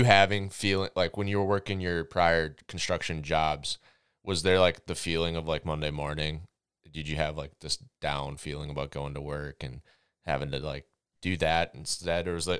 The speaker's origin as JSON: {"language": "English", "region": "Minnesota", "country": "United States", "tie": "born or raised there", "said": "I grew up in Minnesota"}